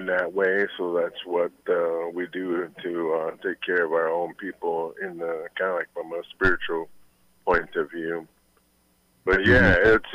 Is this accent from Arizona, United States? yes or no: no; Minneapolis, Minnesota, United States; also born or lived in British Columbia; I was mostly raised in Minneapolis myself